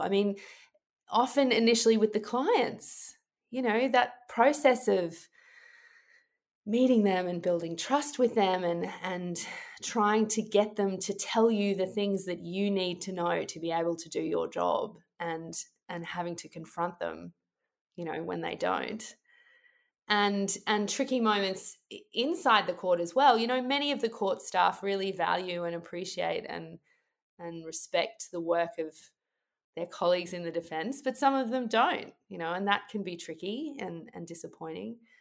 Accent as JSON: {"language": "English", "country": "Australia", "said": "I, as an Australian lawyer"}